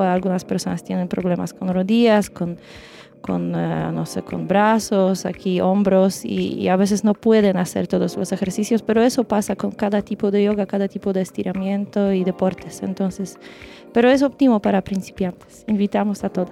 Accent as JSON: {"language": "Spanish", "country": "Poland", "second_language": "Spanish", "moved": "as an adult", "lives_now": "Chile", "said": "somos de Polonia"}